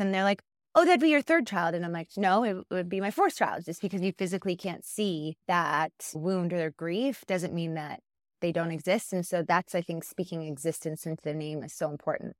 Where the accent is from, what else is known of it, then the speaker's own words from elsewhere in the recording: just outside of Winnipeg, Manitoba, Canada; moved away as an adult; now in Calgary, Canada; I was born and raised just outside of Winnipeg